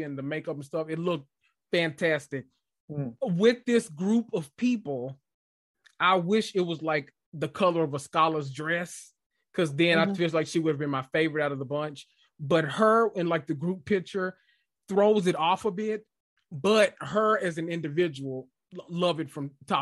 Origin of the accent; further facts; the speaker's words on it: United States; us Americans